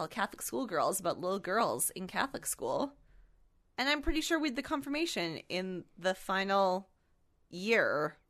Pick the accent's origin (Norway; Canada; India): Canada; As a Canadian